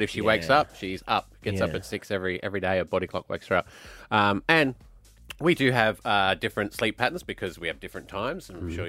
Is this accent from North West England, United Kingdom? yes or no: no; Glasgow, Scotland, United Kingdom; I'm from Glasgow